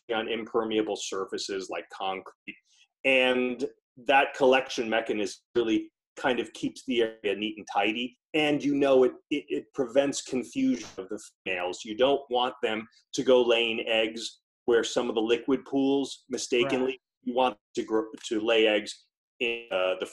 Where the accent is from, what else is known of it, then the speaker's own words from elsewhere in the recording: Pocono Mountains, Pennsylvania, United States; moved away as an adult; also born or lived in West Coast; I grew up in the Pocono Mountains of Pennsylvania, which is a rural section of Northeast